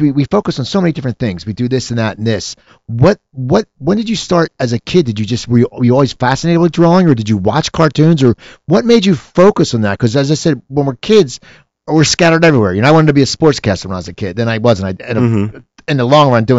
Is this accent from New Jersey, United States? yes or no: yes; New Jersey, United States; accent: Philadelphia; I was from South Jersey, and we had more of the Philadelphia accent.